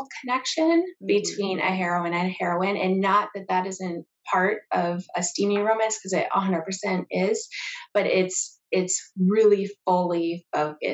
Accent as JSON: {"language": "English", "region": "Minnesota", "country": "United States", "tie": "born or raised there", "moved": "yes", "said": "I am actually originally from Minnesota"}